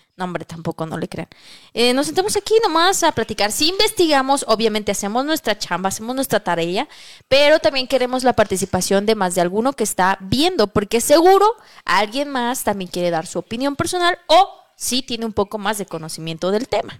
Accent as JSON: {"language": "Spanish", "country": "Mexico"}